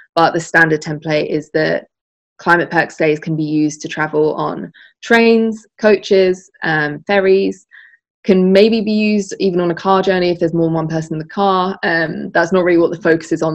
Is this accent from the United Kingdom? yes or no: yes; Essex, East of England, United Kingdom; my hometown in essex